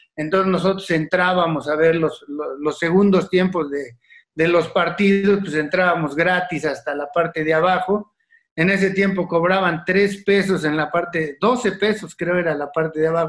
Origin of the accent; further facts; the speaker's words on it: Mexico City, Mexico; also born or lived in Iztacalco, Mexico City; nací en la colonia Ixtacalco. Ah. Este, de muy joven me fui a vivir al pueblo de Tlalpan por la salida a Cuernavaca, cerca del Estadio Azteca